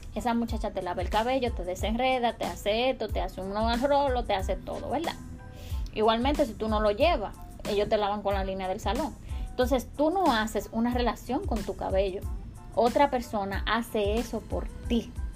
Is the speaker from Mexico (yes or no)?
no; Dominican Republic; yo soy dominicana y vengo de una cultura